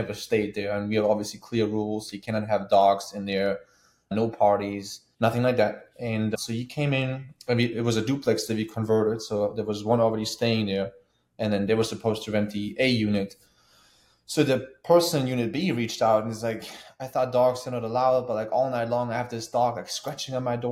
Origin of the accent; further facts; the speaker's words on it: Germany; moved away as an adult; now in Tampa, United States; As you guys can hear my accent, I was born in Germany, born and raised